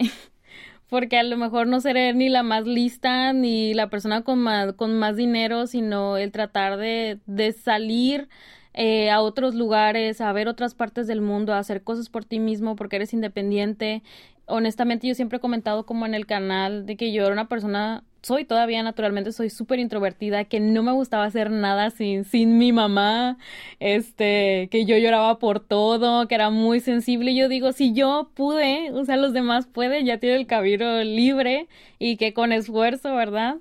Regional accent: Mexico; moved away as an adult; now in South Korea; yo soy criada como mexicana, como latina

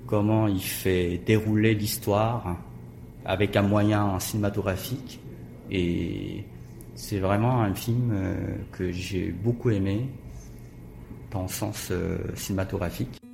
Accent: Busan, South Korea; born or raised there; French is a second language; moved away as an adult; also born or lived in France

